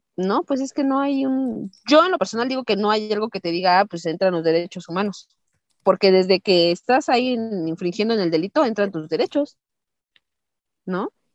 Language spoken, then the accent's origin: Spanish; Mexico; nosotros como mexicanos